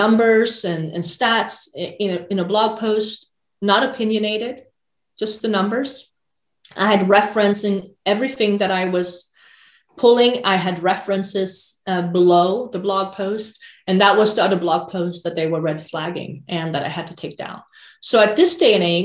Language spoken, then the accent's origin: English; Sweden; moved away as an adult; now in United States; I grew up in Sweden in the 80s.